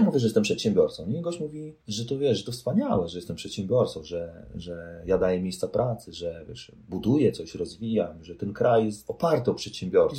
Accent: Poland; moved away as an adult; also born or lived in Warsaw, Poland; now in Fremont, United States; no z Polski jestem

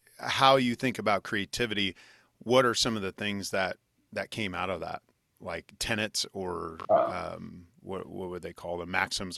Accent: Junction City, Kansas, United States; I grew up in Junction City, Kansas.

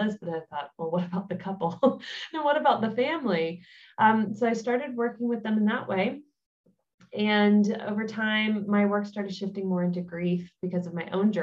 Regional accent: United States; moved away as an adult; now in Germany; I am an American, but I have been in Germany for 5 years now

